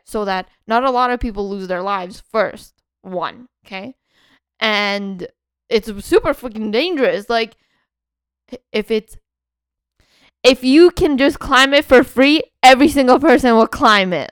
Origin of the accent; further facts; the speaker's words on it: Canada; in Canada, we get up to m, minus, uh, forty, forty something